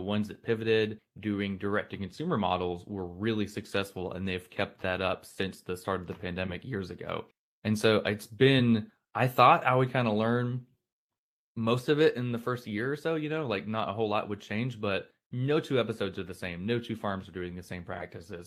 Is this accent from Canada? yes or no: no; Blountstown, Florida, United States; also born or lived in Daytona Beach, Florida; I'm from Florida, lived in Florida my whole life, grew up in a little town called Bluntstown